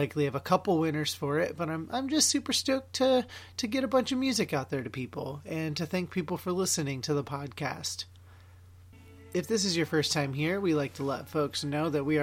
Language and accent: English; Oregon, United States; my home state of Oregon